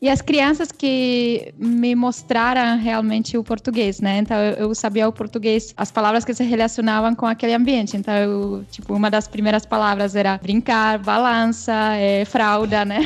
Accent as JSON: {"language": "Portuguese", "town": "Pardubice", "region": "Pardubice Region", "country": "Czechia", "second_language": "Portuguese", "moved": "as an adult", "lives_now": "São Paulo, Brazil", "said": "eu sou da cidade que chama Pardubice, que é fica uma hora de Praga"}